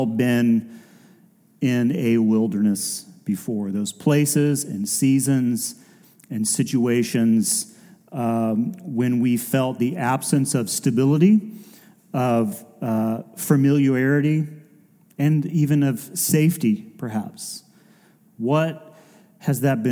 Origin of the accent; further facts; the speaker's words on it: Decatur, Georgia, United States; I grew up just barely inside the perimeter. We grew up in Decatur, and literally 285.